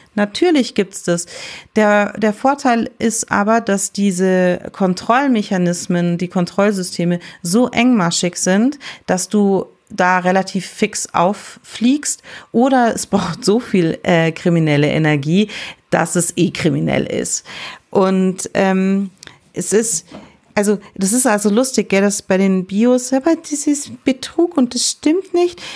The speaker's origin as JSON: {"language": "German", "town": "Balderschwang", "region": "Bavaria", "country": "Germany", "tie": "born or raised there", "said": "ich bin im Hotel aufgewachsen"}